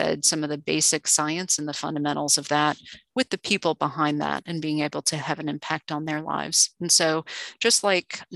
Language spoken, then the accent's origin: English; South Florida, United States; I grew up in South Florida.